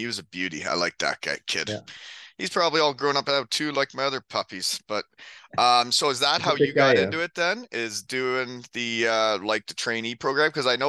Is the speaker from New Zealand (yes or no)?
no; Elmira, Ontario, Canada; So he's from my hometown. We're both Elmira, Ontario boys.